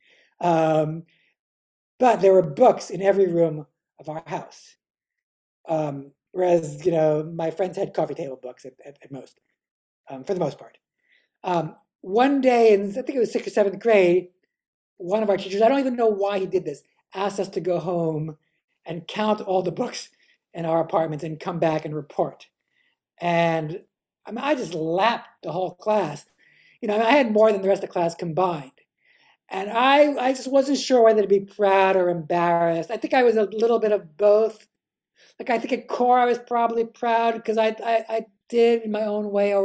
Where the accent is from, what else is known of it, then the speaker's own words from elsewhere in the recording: New York City, New York, United States; also born or lived in Cambridge, Massachusetts / Berkeley, California; I grew up on the Upper West Side, on the old Upper West Side